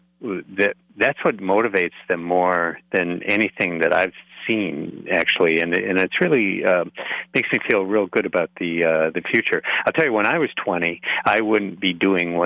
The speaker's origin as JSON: {"language": "English", "town": "Neillsville", "region": "Wisconsin", "country": "United States", "tie": "born or raised there", "also_born_or_lived": "Black River Falls", "moved": "as an adult", "lives_now": "Twin Cities, United States", "said": "I grew up near Black River Falls, actually. I'm from Neillsville originally."}